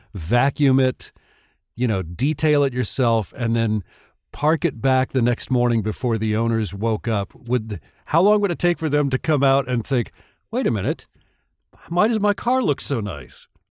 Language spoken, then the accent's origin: English; Tucson, Arizona, United States; growing up in Tucson